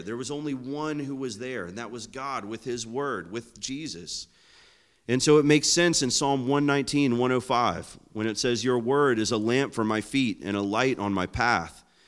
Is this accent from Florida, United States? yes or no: yes; Florida, United States; I'm from Florida